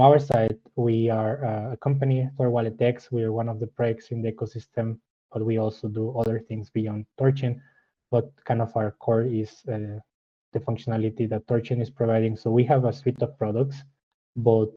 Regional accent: Mexico; moved away as an adult; also born or lived in Mexico City, Mexico / Germany / Pittsburgh, United States; now in Freienbach, Switzerland; I'm originally from Mexico. So I studied my undergrad in Mexico City.

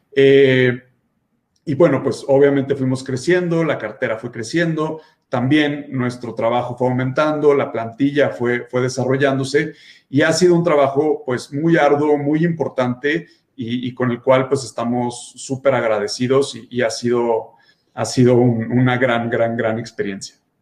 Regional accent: Guadalajara, Jalisco, Mexico; now in Mexico City, Mexico; estuve en Guadalajara, de donde yo soy

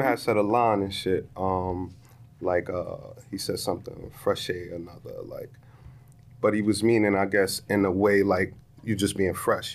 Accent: New York City, New York, United States; My hometown

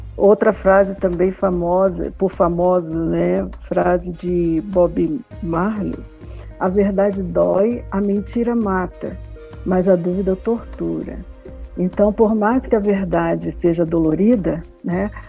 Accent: Rio de Janeiro, Brazil; eu sou do Rio de Janeiro

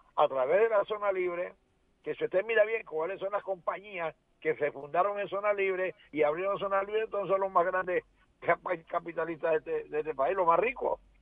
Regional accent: Panama; como panameño

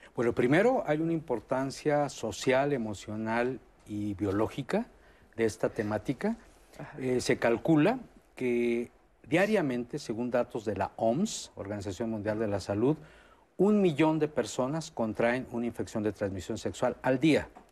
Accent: Mexico; en el medio mexicano somos muy

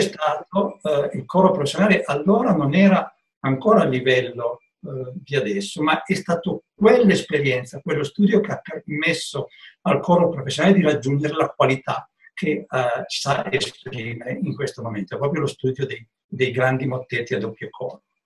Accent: Piedmont, Italy; io da buon piemontese

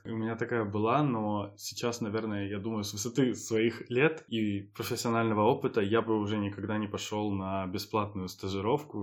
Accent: Ukraine; moved away as an adult; also born or lived in Budapest, Hungary; now in Hungary; в Украину домой

